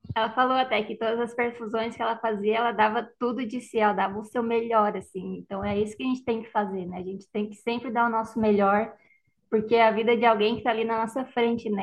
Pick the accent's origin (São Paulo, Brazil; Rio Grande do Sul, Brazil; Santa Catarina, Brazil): Santa Catarina, Brazil; Criciúma; moved away as an adult; now in Porto Alegre, Brazil; eu sou de Criciúma, né, natural de Criciúma. Vim para Porto Alegre para fazer a pós-graduação